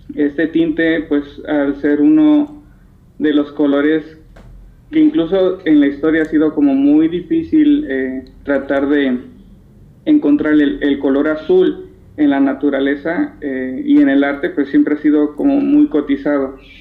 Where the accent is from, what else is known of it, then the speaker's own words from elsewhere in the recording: Mexico; aquí en México